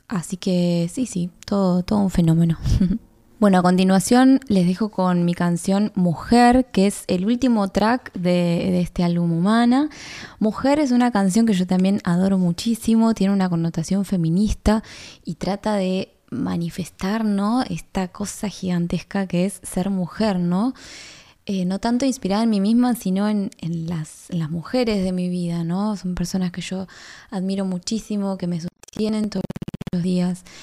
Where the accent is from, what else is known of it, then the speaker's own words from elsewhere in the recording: Tierra del Fuego, Argentina; soy artista fueguina